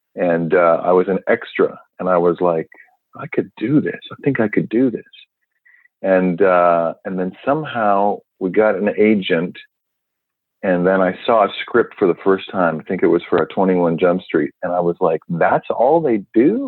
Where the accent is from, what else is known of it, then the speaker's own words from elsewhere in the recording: Vancouver, British Columbia, Canada; born in Vancouver, Canada, and uh, I'd wanted to be an actor since I was a young kid